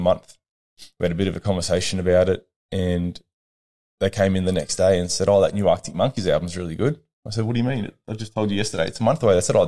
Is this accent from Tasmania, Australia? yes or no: no; Albury, New South Wales, Australia; I was born here in Albury in 1990.